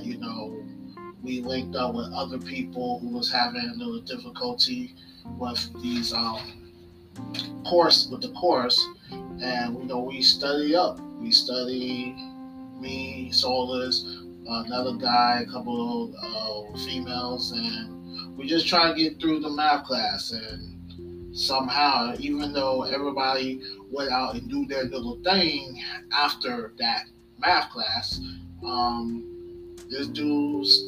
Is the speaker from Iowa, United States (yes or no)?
no; Orlando, Florida, United States; also born or lived in Tallahassee; I went back home to Orlando